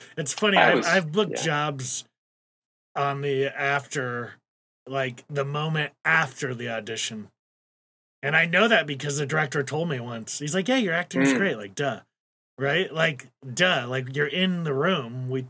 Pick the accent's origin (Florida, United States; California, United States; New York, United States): California, United States; Imperial Beach; I had San Diego, Imperial Beach, nice. Near the border.